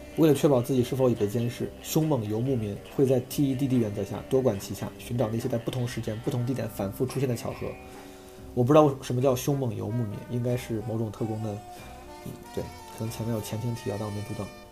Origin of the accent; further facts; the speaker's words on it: Zhengzhou, Henan, China; moved away; 我那天回老家，回郑州